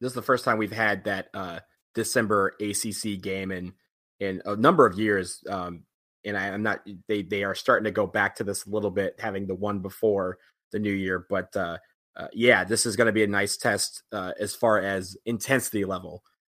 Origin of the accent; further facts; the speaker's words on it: Detroit, Michigan, United States; moved away; also born or lived in Washington D.C.; Detroit is my hometown